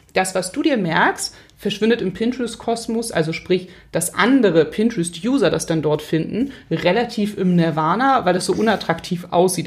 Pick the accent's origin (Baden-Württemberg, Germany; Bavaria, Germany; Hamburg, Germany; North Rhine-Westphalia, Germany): Hamburg, Germany; ich bin Hamburgerin